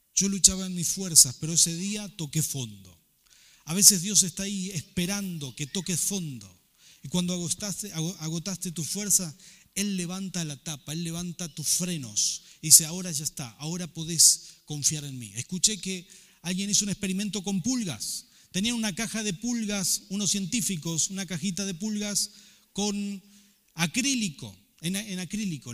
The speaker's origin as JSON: {"language": "Spanish", "area": "Rafaela", "region": "Santa Fe", "country": "Argentina", "also_born_or_lived": "Buenos Aires", "moved": "as an adult", "said": "salí de Rafael, acostumbrado a hacer todo según los valores con los que me había criado"}